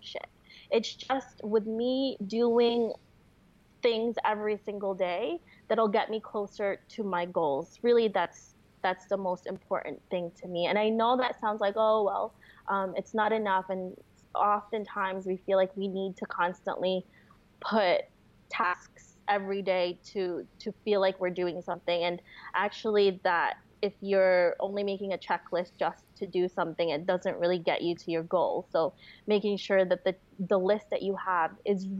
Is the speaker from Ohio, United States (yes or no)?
no; New York, United States; moved away as an adult; also born or lived in Florida; I grew up and lived in New York most of my life